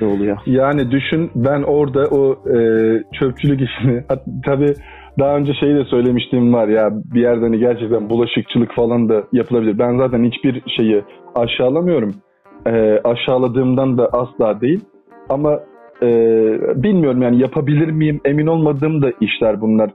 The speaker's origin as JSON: {"language": "Turkish", "region": "İzmir", "country": "Turkey", "tie": "born or raised there", "also_born_or_lived": "Adana", "moved": "yes", "lives_now": "Istanbul, Turkey", "said": "ben zaten İzmir'de doğdum. Hayatımın belli bir kısmı da İzmir'de geçti"}